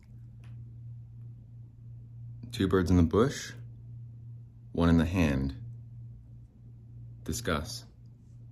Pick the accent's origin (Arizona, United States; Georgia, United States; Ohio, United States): Arizona, United States; I was still just a young lad growing up in Arizona